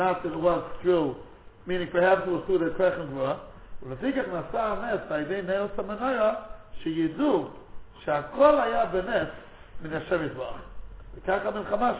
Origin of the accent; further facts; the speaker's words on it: United States; as an American